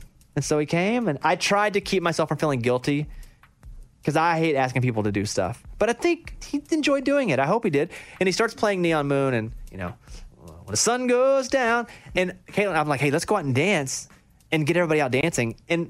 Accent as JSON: {"language": "English", "town": "Mount Pine", "region": "Arkansas", "country": "United States", "tie": "born or raised there", "said": "I grew up in Mount Pine, Arkansas. I didn't know anybody."}